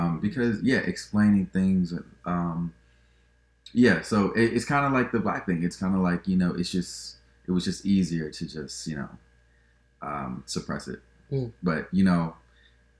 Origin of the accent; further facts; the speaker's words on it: New York City, New York, United States; moved away as an adult; now in Georgia, United States; I grew up in Brooklyn